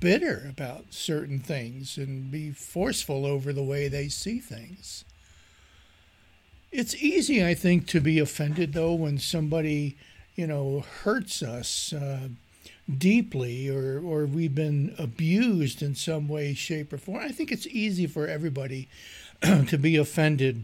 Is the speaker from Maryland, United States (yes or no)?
yes; Maryland, United States; moved away; I'm from Maryland originally